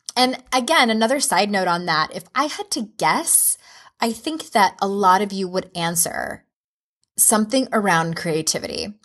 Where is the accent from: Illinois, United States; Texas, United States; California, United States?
California, United States; San Diego; moved away as an adult; now in Utah, United States; I moved from San Diego to Utah in 2011, I think that was, I had only lived in one place my whole life.